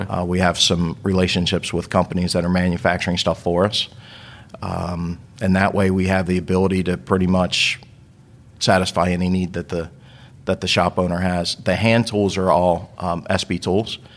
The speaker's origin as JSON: {"language": "English", "town": "Baltimore", "region": "Maryland", "country": "United States", "tie": "born or raised there", "also_born_or_lived": "Northeast US / Southeast US", "moved": "yes", "said": "I grew up in Baltimore"}